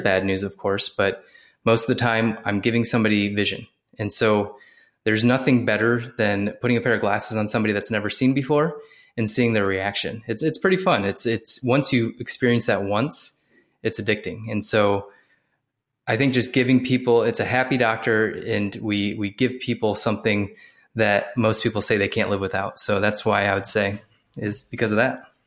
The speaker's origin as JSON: {"language": "English", "region": "Ohio", "country": "United States", "also_born_or_lived": "Columbus, Ohio", "moved": "as an adult", "lives_now": "South Carolina, United States", "said": "I'm from Ohio originally. I'm down in South Carolina now"}